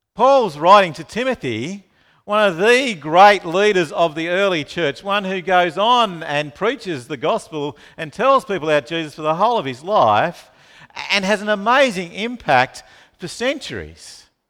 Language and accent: English; Launceston, Tasmania, Australia; moved away; I grew up in Tasmania, in Launceston